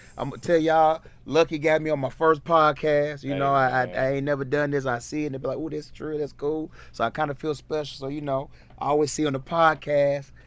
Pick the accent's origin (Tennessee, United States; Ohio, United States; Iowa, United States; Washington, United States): Tennessee, United States; Nashville; born and raised in Nashville from start to finish. Ain't never left